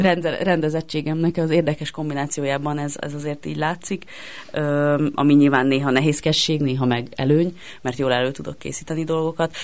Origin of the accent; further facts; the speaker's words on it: Budapest, Hungary; Pasaréten nőttem fel